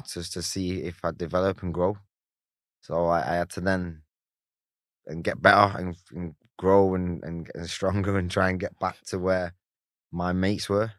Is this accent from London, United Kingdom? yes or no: no; Salford, North West England, United Kingdom; I grew up in Salford.